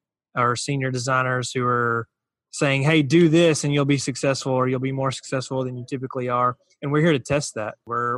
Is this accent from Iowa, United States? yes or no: no; Central Arkansas, United States; It's a mouthful. I understand that. I'm from Central Arkansas. That's where I reside now.